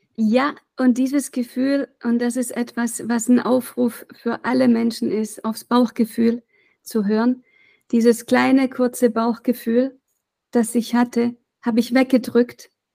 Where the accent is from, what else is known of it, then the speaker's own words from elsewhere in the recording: Reutlingen, Baden-Württemberg, Germany; now in Weimar, Germany; wir sind in Reutlingen aufgewachsen, 100.000 Einwohner